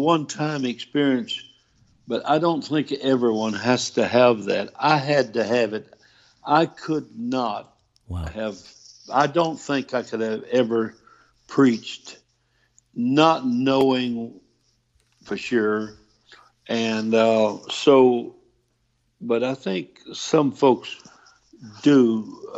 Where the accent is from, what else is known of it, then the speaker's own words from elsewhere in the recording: Louisiana, United States; I'm from Louisiana